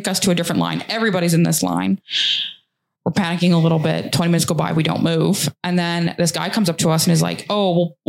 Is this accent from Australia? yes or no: no; Canada; He realizes we're from Canada.